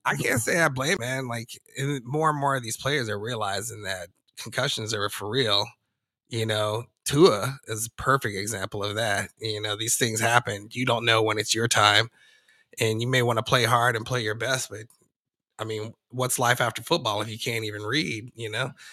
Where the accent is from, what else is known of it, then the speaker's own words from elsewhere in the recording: Denver, Colorado, United States; I'm from Denver